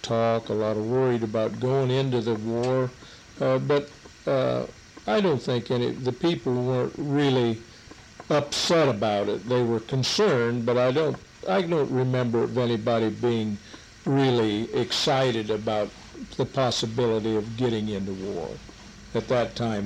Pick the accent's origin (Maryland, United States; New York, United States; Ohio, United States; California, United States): Ohio, United States; Hardin County; I was born in Hardin County, uh, lived on a farm all my life